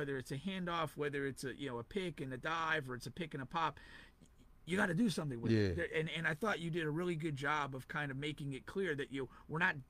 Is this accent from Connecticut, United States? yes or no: yes; Connecticut, United States; also born or lived in Central Florida; now in Florida, United States; I'm originally from Connecticut.